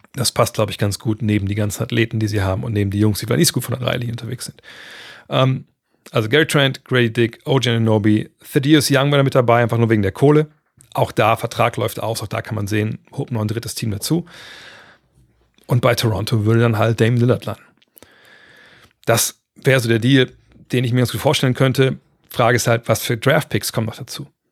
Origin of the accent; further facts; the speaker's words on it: Germany; bei uns in Deutschland